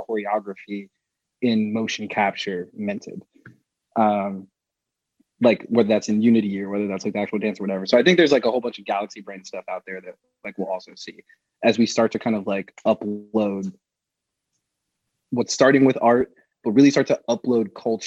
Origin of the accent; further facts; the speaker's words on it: Atlanta, Georgia, United States; I'm from Atlanta